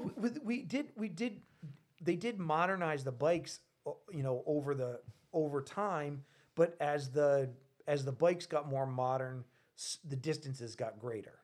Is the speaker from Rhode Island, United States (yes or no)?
yes; Rhode Island, United States; I'm from Rhode Island.